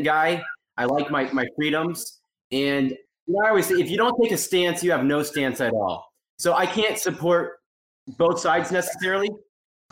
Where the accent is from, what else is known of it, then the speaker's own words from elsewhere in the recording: Shawnee, Kansas, United States; From Shawnee, Kansas, a nice suburb in the Kansas City area